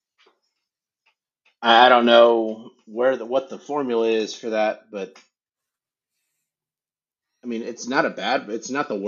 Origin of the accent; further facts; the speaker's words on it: North Carolina, United States; moved away; I grew up in North Carolina